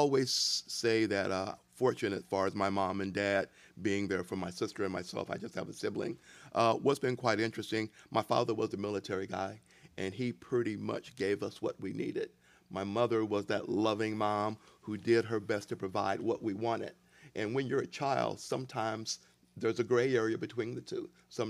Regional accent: East St. Louis, Illinois, United States; also born or lived in Denver, United States; now in Aurora, United States; I'm initially from Denver, Colorado, born in Denver, Colorado. My dad was in the military, so we did a lot of traveling over the years. Primarily grew up in the St. Louis and East St. Louis area, but I've been in Aurora now for 30 years.

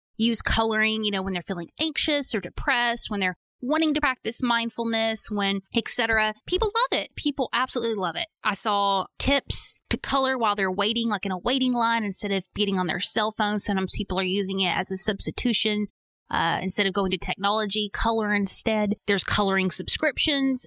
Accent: Arkansas, United States; accent: Southern; I'm Southern, so I pronounce it Young. I know it's not Young, like Y-O-U-N-G, but that's just how it comes out of my mouth, okay? I can't help it. I'm from Arkansas

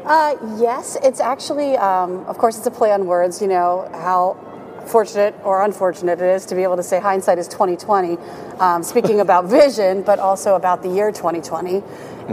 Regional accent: Williamsport, Pennsylvania, United States; I grew up in Williamsport

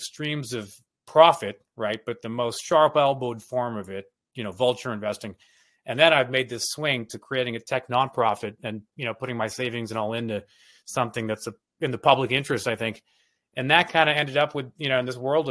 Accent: Toronto, Ontario, Canada; moved away as an adult; I grew up in Toronto. My parents were immigrated from East Africa, from Kenya.

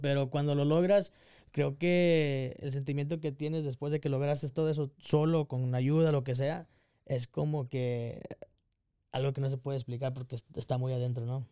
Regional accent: Texas, United States; also born or lived in Mexico / Crawford, Texas / Waco, Texas; I grew up, ah, here in Texas

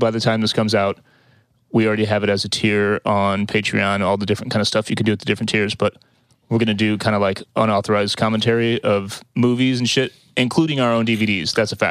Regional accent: Missouri, United States; We're from Missouri.

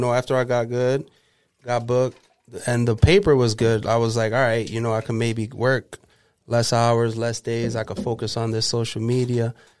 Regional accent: Waterbury, Connecticut, United States; I grew up in Waterbury.

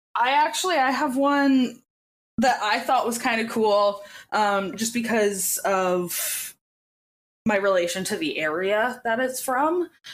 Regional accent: Edmonton, Alberta, Canada; I'm from Edmonton. I went to that carnival every single year

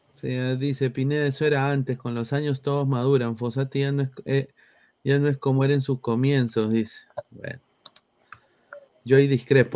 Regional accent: Lima, Peru; Yo soy de Lima

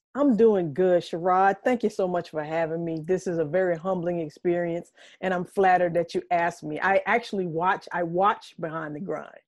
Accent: Reidsville, North Carolina, United States; moved away as an adult; also born or lived in Norfolk, Virginia / Brooklyn, New York; now in Harlem, New York, United States; I'm a transplant from North Carolina

